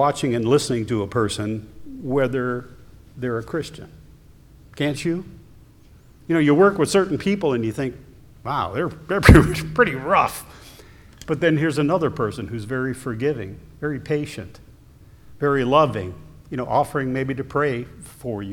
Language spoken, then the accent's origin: English; Ohio, United States; moved away; I'm originally from Ohio